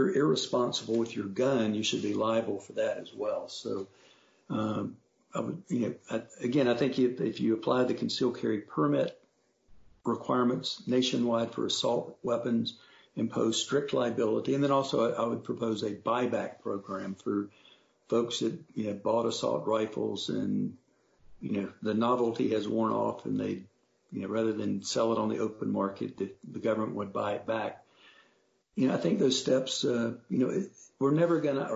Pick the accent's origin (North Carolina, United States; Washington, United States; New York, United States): North Carolina, United States; I grew up in North Carolina when we were a proud, progressive, forward-leaning southern state